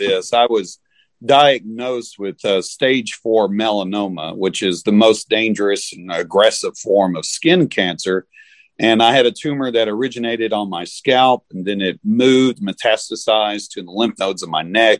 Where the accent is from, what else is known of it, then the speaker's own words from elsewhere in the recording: Kentucky, United States; moved away as an adult; also born or lived in North Carolina; now in Brandenburg, United States; I am originally from Kentucky, although I spent the last 15 years or so ministering to a small church in North Carolina